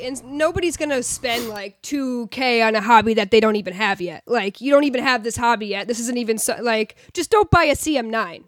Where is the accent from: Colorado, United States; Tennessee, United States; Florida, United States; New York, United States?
New York, United States; rural; moved away; also born or lived in Portland; I grew up in New York and I grew up in rural New York